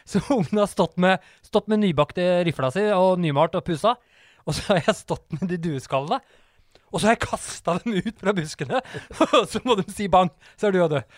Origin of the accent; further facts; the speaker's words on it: Oslo, Norway; Jakt er en uh, lang tradisjon i Norge, og særlig der vi kommer fra, for vi heter Årvoll.